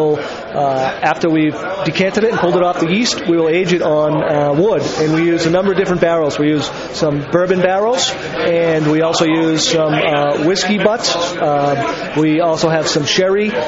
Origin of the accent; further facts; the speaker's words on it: Boston, Massachusetts, United States; moved away as an adult; also born or lived in Ireland; I grew up in the Boston area